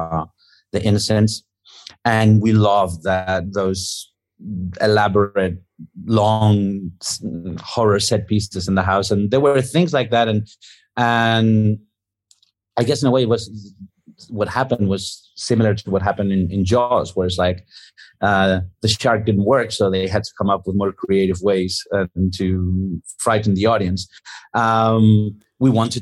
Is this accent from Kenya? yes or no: no; Spain; when we were growing up in Spain, it was like when we were kids during the late 70s and 80s